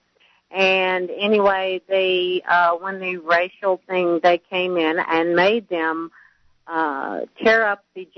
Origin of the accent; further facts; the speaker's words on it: Tennessee, United States; moved away; I am originally from Tennessee